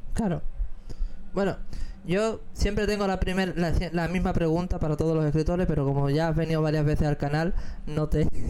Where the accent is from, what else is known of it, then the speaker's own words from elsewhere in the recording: Campo de Gibraltar, Andalusia, Spain; nuestra tierra, no solamente donde nacimos